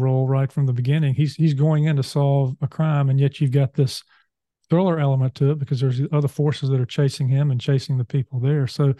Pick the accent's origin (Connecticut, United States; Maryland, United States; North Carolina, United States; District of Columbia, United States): North Carolina, United States; I'm from North Carolina